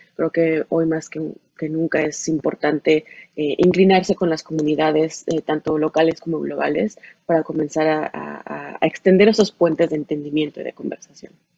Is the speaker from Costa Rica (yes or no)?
no; Mexico; hay mucha, mucha gente que somos de México, de Latinoamérica